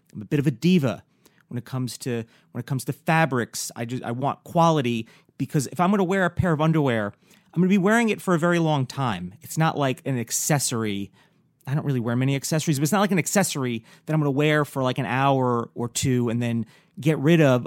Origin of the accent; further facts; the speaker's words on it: New York, United States; coming from somebody who grew up in New York